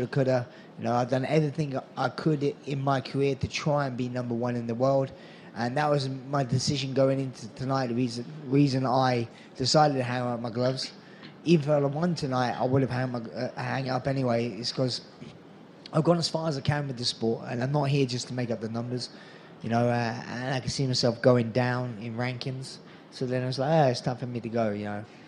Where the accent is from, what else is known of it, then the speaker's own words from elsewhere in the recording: England, United Kingdom; my home country fans in Nottingham